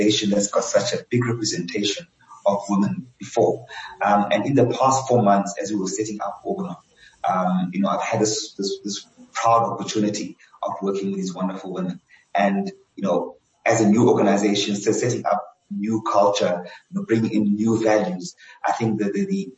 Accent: Johannesburg, Gauteng, South Africa; also born or lived in Cape Town; I'm a Joburg boy. I was actually born and I grew up in Soweto

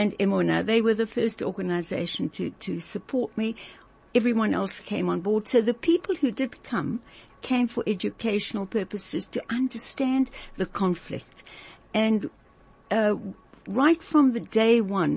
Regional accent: South Africa; coming from South Africa, with our incredible background

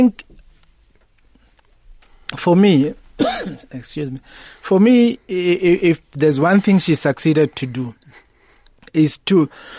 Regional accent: Soweto, Gauteng, South Africa; growing up in Soweto

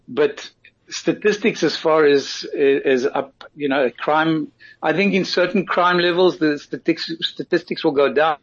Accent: South Africa; now in Israel; being a South African born avid rugby fan

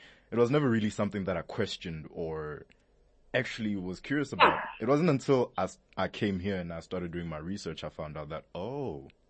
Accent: Limpopo, South Africa; I grew up in Limpopo as well.

